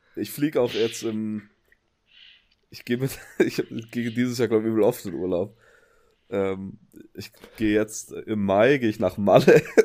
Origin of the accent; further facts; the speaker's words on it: Upper Swabia, Baden-Württemberg, Germany; accent: Swabian; seit ich wieder in Oberschwaben wohne, ist mein Akzent wieder richtig übel